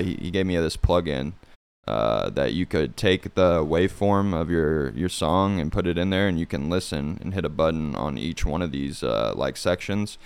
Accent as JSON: {"language": "English", "town": "Fort Scott", "region": "Kansas", "country": "United States", "tie": "born or raised there", "also_born_or_lived": "Olathe, Kansas", "moved": "as an adult", "lives_now": "Kansas City, United States", "said": "I'm from, uh, a small town called Fort Scott. Um, it's in Kansas."}